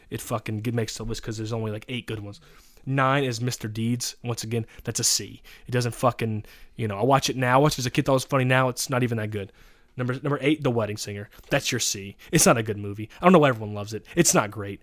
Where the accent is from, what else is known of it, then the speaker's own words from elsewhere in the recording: Louisiana, United States; moved away; I'm from Louisiana.